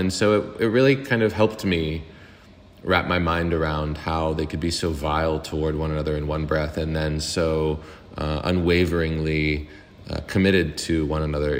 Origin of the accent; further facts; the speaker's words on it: Pittsburgh, Pennsylvania, United States; accent: Pittsburgh; Growing up, like I have videos of myself as like prepubescent, like before my voice dropped. And I was totally talking like this, you know, like giving you Pittsbu